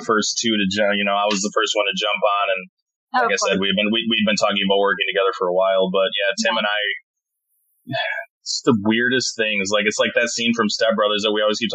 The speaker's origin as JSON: {"language": "English", "region": "Wisconsin", "country": "United States", "tie": "born or raised there", "moved": "yes", "said": "my home state of Wisconsin"}